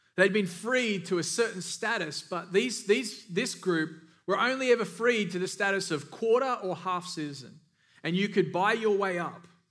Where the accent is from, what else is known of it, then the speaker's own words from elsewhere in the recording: Australia; moved away; I'm from Australia